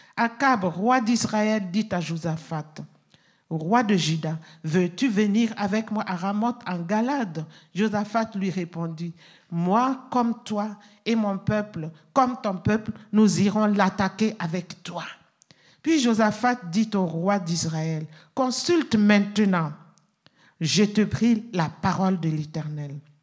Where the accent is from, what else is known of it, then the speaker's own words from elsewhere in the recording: Burkina Faso; chez nous, au Burkina Faso